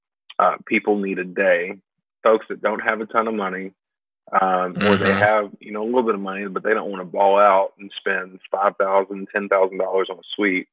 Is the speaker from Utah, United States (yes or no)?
no; Louisville, Kentucky, United States; moved away as an adult; now in Paducah, United States; growing up in Louisville